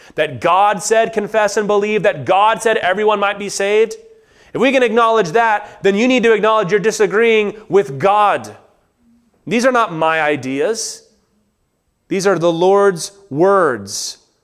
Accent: United States

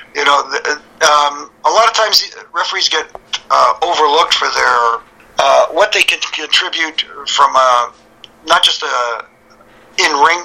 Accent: Toronto, Ontario, Canada; Canadian kids from the Toronto area

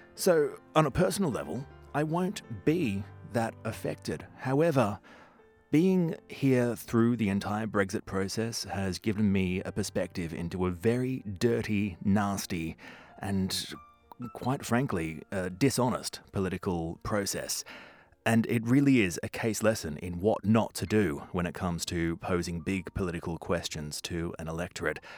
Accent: Australia; moved away as an adult; now in London, United Kingdom; Being an Australian, I am both a Commonwealth citizen

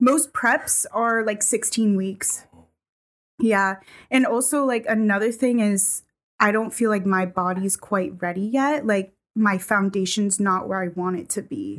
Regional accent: New England, United States; moved away; I grew up in New England where it was not very diverse.

